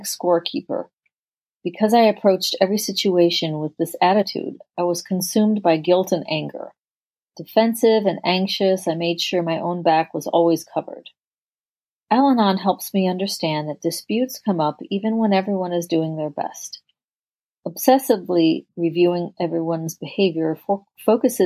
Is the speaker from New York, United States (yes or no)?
yes; Rochester, New York, United States; I grew up in Rochester, New York, which is upstate New York